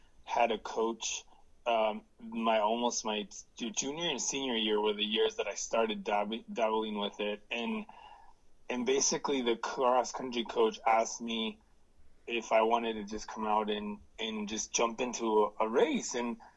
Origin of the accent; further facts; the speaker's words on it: central coast of California, United States; I was born actually in Southern California, and both of my parents are migrant workers, and they already knew California pretty well because they would come in and work every year. And we were lucky to move to a farm in the central coast of California